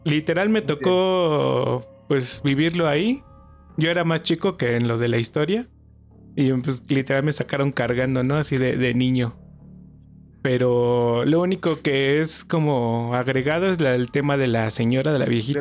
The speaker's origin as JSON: {"language": "Spanish", "town": "Toluca", "region": "State of Mexico", "country": "Mexico", "said": "yo soy de acá de Toluca"}